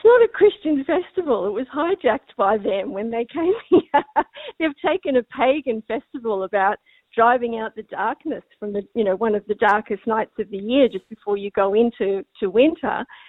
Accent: Australia; I'm Australian. We didn't have Halloween growing up

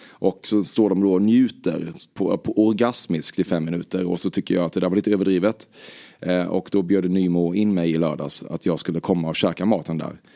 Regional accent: Väckelsång, Kronoberg County, Sweden; Jag är från Väckelsång

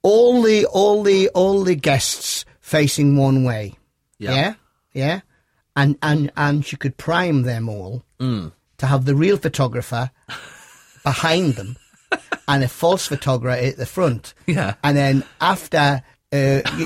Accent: Newcastle upon Tyne, North East England, United Kingdom; accent: Geordie; I'm like a Geordie Yoda

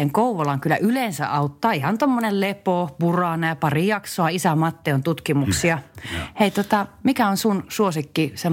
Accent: Varkaus, North Savo, Finland; moved away; Meillä Varkaudessa aikoinaan sanottiin

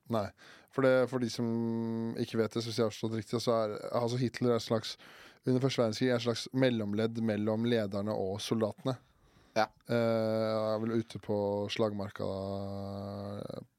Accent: Årnes, Akershus, Norway; Hjemstedet mitt er, eh, det er akkurat ikke en by, det

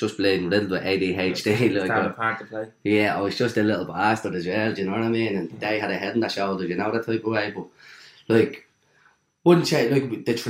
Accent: Dublin, Leinster, Ireland; also born or lived in Cabra, Dublin; Dawes Flats, Dawes Street, born and reared down there

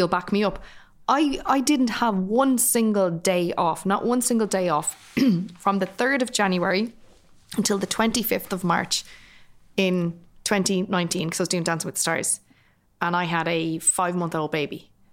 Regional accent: Dublin, Leinster, Ireland; I'm also from working class Dublin, I'm from Finglas.

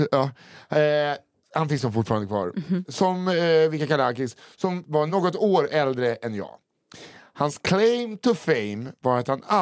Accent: Mariehamn, Åland, Finland; jag är uppväxt i Mariehamn på Åland som inte bara är en håla utan också en håla i Finland.

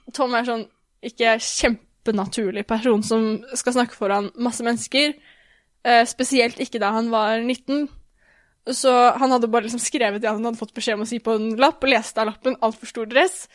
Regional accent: Norway; also born or lived in United States; som nordmann

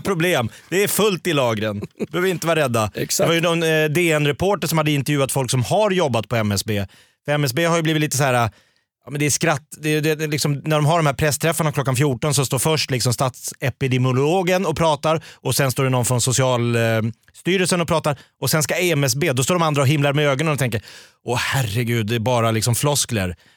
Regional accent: Stockholm, Stockholm County, Sweden; som stockholmare

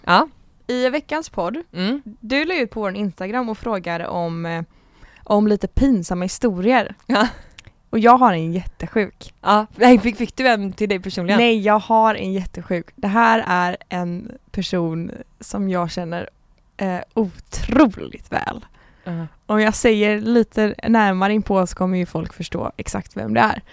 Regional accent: Gothenburg, Västra Götaland, Sweden; jag är 22 år från Göteborg

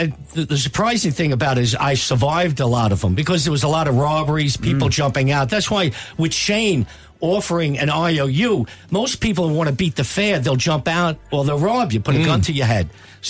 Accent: United States; Is this normal for an American landing in Dublin?

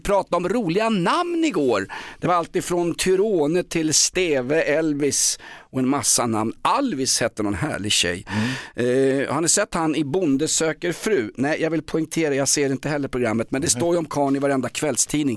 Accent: Stockholm, Stockholm County, Sweden; från Vällingby, Dulles Army där jag växte upp

